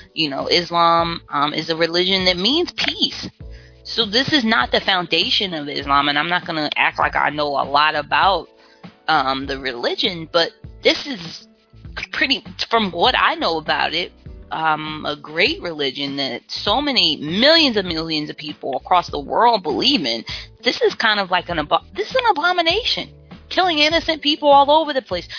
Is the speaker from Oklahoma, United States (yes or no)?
no; Baltimore, Maryland, United States; I'm from West Baltimore. I grew up in poverty